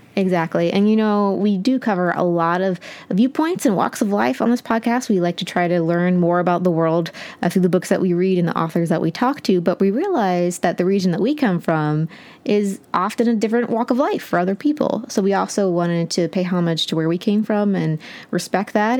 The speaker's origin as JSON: {"language": "English", "region": "Appalachia", "country": "United States", "said": "we are both from Appalachia"}